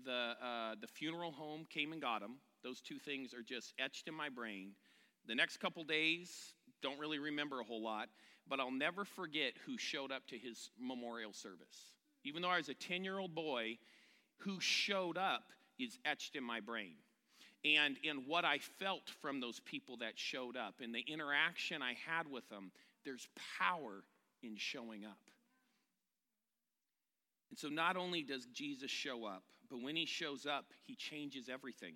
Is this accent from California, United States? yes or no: yes; California, United States; I'm from California